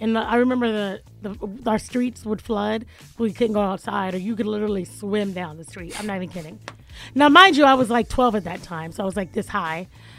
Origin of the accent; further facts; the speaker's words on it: Jacksonville, Florida, United States; moved away; I'm from Jacksonville. Like, we grew up.